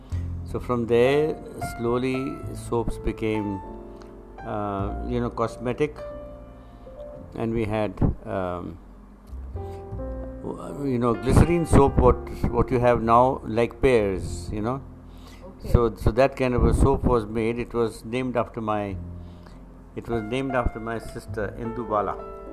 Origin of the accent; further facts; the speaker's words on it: Pakistan; born there; Well, this is an introduction, that I was born in Pakistan, which what is now Pakistan, then it was British India.